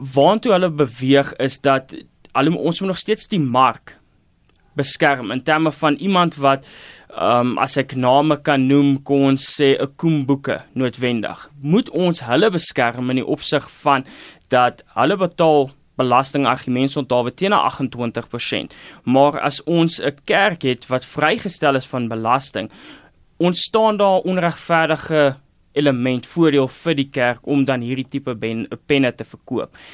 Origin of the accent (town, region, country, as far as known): South Africa